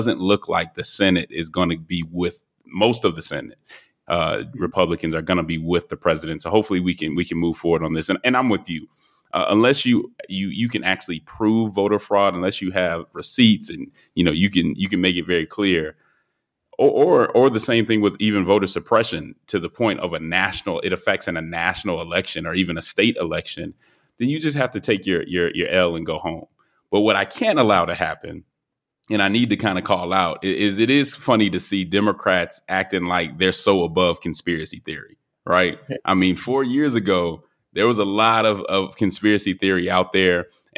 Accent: Georgia, United States; where I live right now, my hometown, my home state, I should say

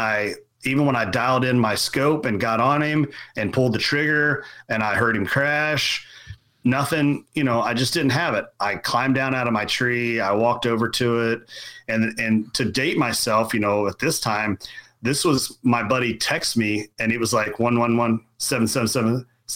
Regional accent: Kentucky, United States; So, you know, I grew up in Central Kentucky, very much farming

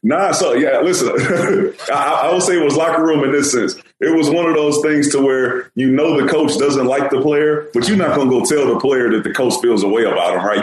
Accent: Houston, Texas, United States; I'm from Houston

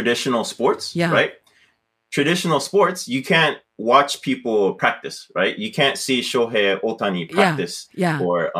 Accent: California, United States; also born or lived in Tokyo, Japan; now in Nara, Japan; And then I was raised in California.

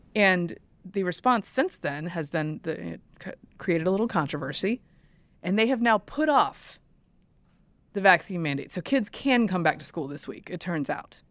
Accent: the South, United States; I'm from the South.

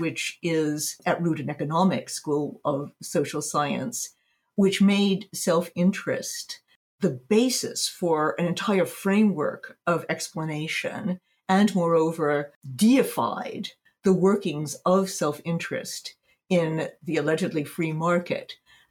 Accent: United States; moved away as an adult; now in Berlin, Germany; I'm based in Berlin, Germany. But I'm American. I spent a great deal of time in the States. I've just come back from spending 4 months in North Carolina in the U.S.

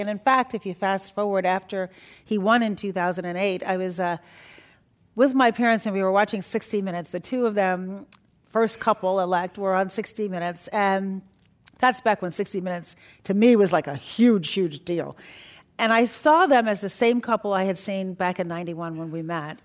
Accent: Chicago, Illinois, United States; also born or lived in Iran; We're from Chicago

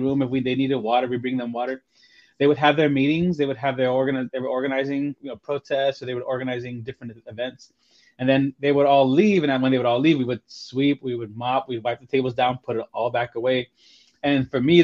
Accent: Del Rio, Texas, United States; now in San Antonio, United States; I'm originally from Del Rio, Texas, in a little barrio called San Felipe. San Felipe is one of Del Rio's oldest neighborhoods, and it's one of Del Rio's poorest neighborhoods. And I grew up right in the center of it.

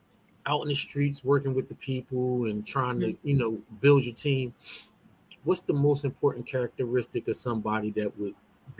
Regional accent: Philadelphia, Pennsylvania, United States; I grew up at 20th in York

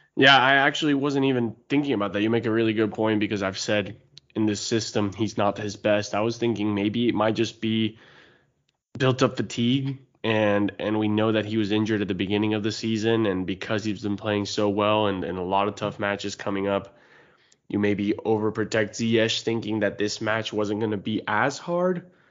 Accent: United States; we're American

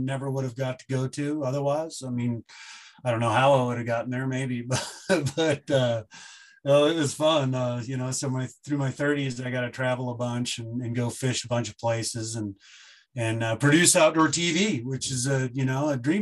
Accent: Bend, Oregon, United States; moved away as an adult; also born or lived in Bozeman, Montana; now in Missoula, United States; I moved here in 2005 from Bend, Oregon, where I grew up.

